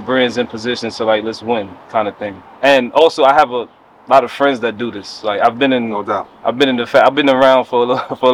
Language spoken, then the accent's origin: English; New York City, New York, United States; I'm from the Bronx